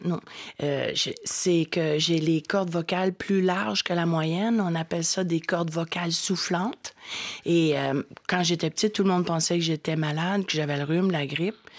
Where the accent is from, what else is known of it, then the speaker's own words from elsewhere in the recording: Quebec, Canada; first language French; chez nous, au Québec